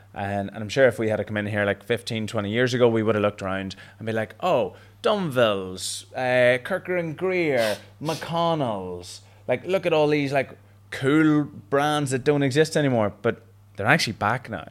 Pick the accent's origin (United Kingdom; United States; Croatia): United Kingdom; Belfast, Northern Ireland; Belfast, so my home turf